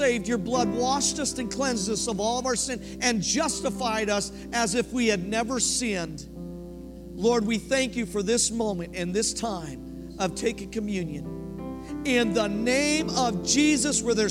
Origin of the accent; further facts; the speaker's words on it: Colorado, United States; now in Oklahoma, United States; I'm from Colorado originally